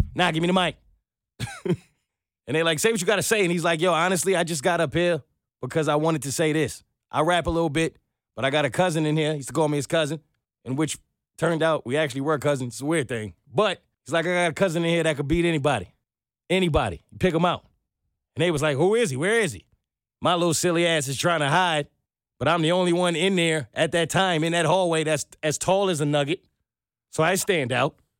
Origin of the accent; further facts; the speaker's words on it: New York City, New York, United States; also born or lived in Manhattan; I was born in Brooklyn